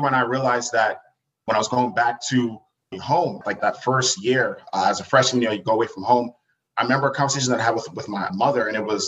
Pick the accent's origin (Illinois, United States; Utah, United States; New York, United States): New York, United States; Uniondale; originally born and raised on Long Island, New York. So I'm from Uniondale